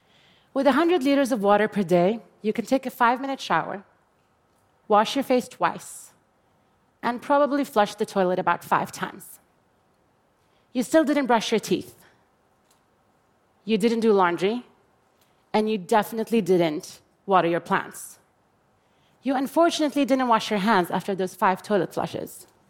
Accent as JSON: {"language": "English", "country": "Jordan", "tie": "born or raised there", "said": "I grew up in Jordan, a water-poor country that has experienced absolute water scarcity since 1973."}